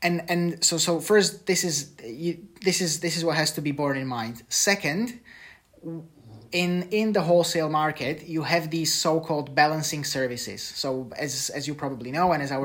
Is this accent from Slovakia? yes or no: yes; Slovakia; I come from Slovakia